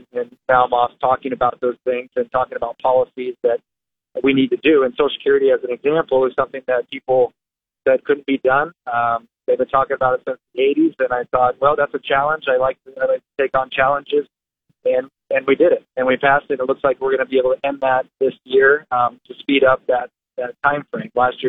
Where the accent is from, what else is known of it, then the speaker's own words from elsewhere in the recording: Omaha, Nebraska, United States; also born or lived in Lincoln, Nebraska; I was born in Lincoln, Tennessee, and spent my early years there, but then grew up in Omaha, graduated from down there, and then came back to Lincoln